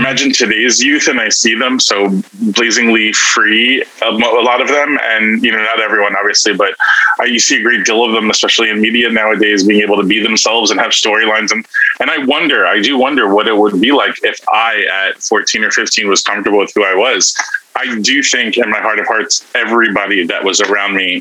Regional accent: New York City, New York, United States; I had a very happy Christian household childhood, Italian American Brooklyn Christian Italian household.

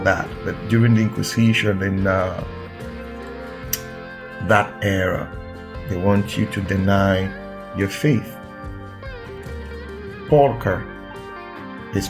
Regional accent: Nigeria; I'm a Nigerian

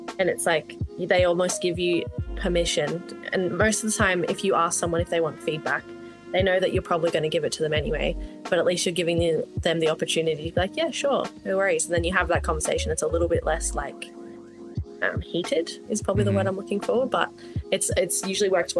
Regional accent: Melbourne, Victoria, Australia; moved away; also born or lived in Northern Territory; Growing up in Australia, I think even from when I moved from Melbourne to the Northern Territory

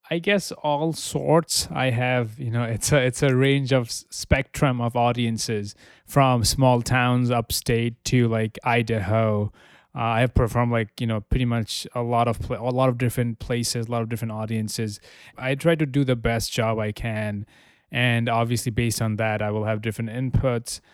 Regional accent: Dhaka, Dhaka Division, Bangladesh; moved away as an adult; also born or lived in Amherst, Massachusetts / Albany, New York; now in New York City, United States; I was born in Dhaka. I moved to the United States in 2012 for college.

